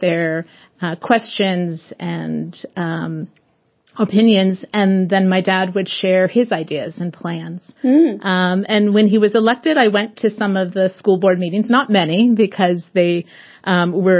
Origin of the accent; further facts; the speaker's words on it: Portland, Oregon, United States; in the sixth grade in Portland, Oregon, my hometown